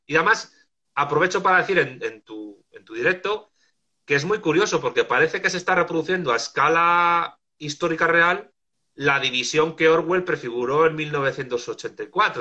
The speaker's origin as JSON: {"language": "Spanish", "town": "Madrid", "region": "Community of Madrid", "country": "Spain", "also_born_or_lived": "Argentina", "moved": "as an adult", "lives_now": "Salamanca, Spain", "said": "Soy de Madrid, pero estuve viviendo en Argentina año y medio y luego cuando regresé me vine a vivir a Salamanca"}